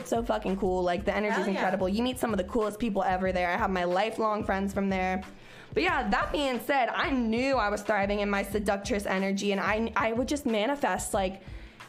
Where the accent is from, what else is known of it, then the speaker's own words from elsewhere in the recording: Cincinnati, Ohio, United States; a girl from Price Hill, Cincinnati, who had just graduated from school